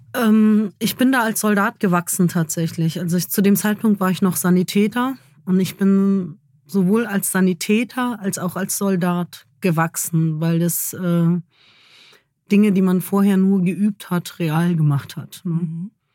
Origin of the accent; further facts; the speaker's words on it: Germany; ich bin Deutsche